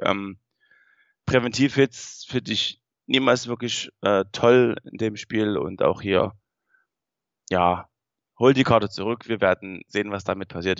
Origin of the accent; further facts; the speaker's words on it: Saxony, Germany; wir kommen aus Sachsen